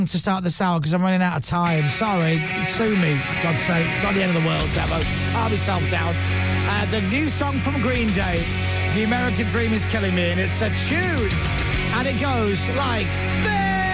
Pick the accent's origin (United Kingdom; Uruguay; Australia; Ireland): United Kingdom; Leeds, Yorkshire and the Humber; I was born in Leeds